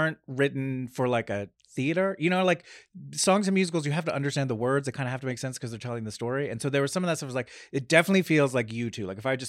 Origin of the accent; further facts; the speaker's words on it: Red Bank, New Jersey, United States; I'm from New Jersey, a small town called Red Bank, New Jersey